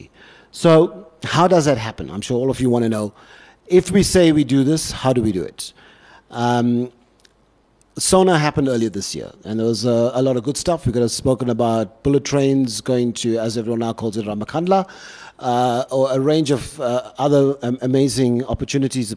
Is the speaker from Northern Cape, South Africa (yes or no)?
no; Durban, KwaZulu-Natal, South Africa; moved away as an adult; now in Cape Town, South Africa; I come from Durban